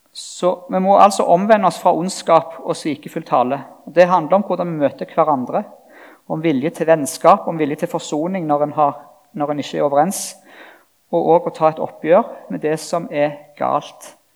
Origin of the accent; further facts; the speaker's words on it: Randaberg, Rogaland, Norway; ungdomsforening hjemme på Randaberg, hvor jeg vokste opp